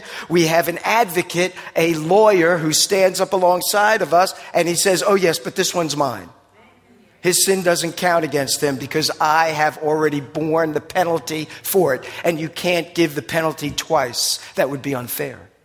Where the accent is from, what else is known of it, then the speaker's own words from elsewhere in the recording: New Jersey, United States; accent: Jersey; my Jersey accent's now doing a thing with me.